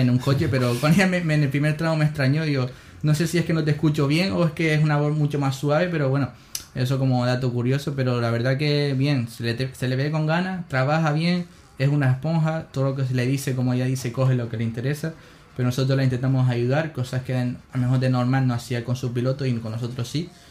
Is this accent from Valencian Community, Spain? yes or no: no; Canary Islands, Spain; soy canario